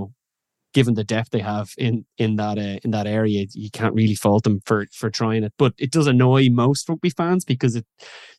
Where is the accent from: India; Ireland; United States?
Ireland